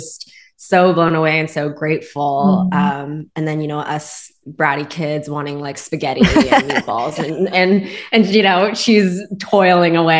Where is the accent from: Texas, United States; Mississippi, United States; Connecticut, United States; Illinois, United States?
Texas, United States; Spring; grew up in Houston, Texas. However, I grew up kind of in the northern outskirts of Houston, called Spring, Texas